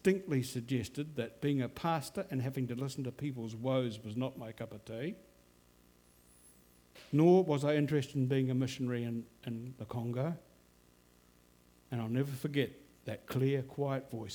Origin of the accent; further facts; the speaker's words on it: Auckland, New Zealand; also born or lived in London / Dunedin; the family moved to Hillsborough Baptist Church, where I went through Bible class, Boys Brigade, Youth Club